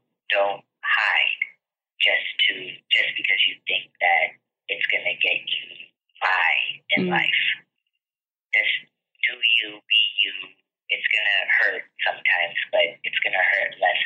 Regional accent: Southern California, United States; I'm in Southern California. I grew up in Southern California.

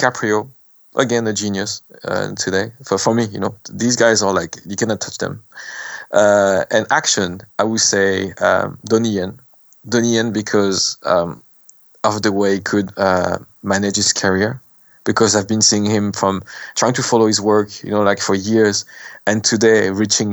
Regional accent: France; accent: French; English is a second language; also born or lived in Cambodia; my French accent

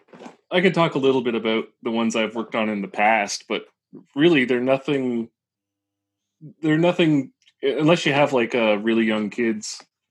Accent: New Brunswick, Canada; now in Halifax, Canada; New Brunswick. I didn't move that far.

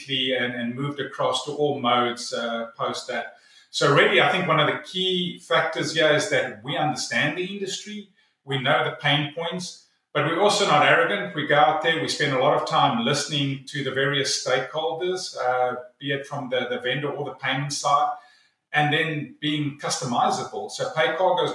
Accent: South Africa; now in North Carolina, United States; originally from South Africa

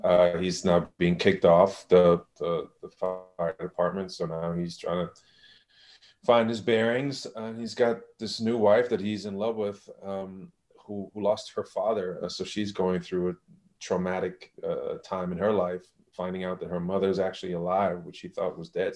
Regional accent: Germany; moved away; I'm from Germany.

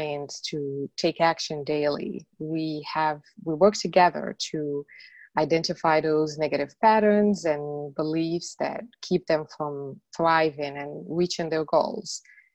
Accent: Morocco; English is a second language; moved away as an adult; now in United States; I was born and raised in Morocco. And after I moved from Morocco to the States, that was in 1998

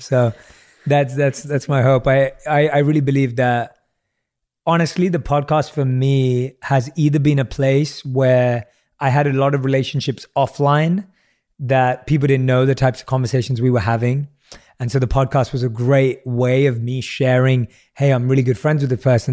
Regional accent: London, United Kingdom; I grew up in London, I knew no one in the entertainment industry

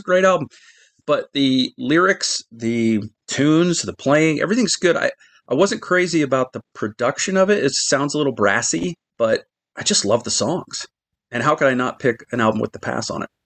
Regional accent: Midwest, United States; I grew up in the Midwest

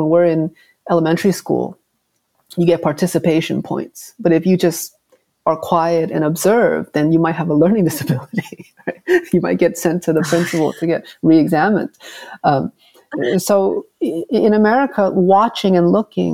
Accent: Hartford, Connecticut, United States; growing up in New England, working class, home of the Patriots, you know, the Whalers

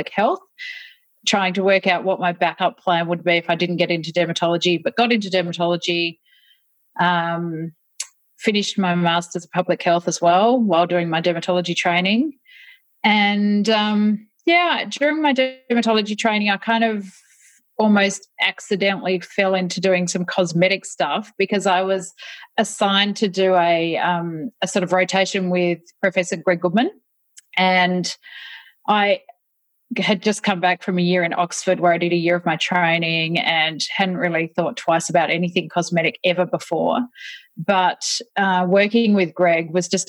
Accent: Tasmania, Australia; moved away as an adult; now in Melbourne, Australia; I grew up in Tasmania. My parents actually were both Melburnians, though, and they moved there when I was three. And so I grew up there, went to medical school in Tasmania

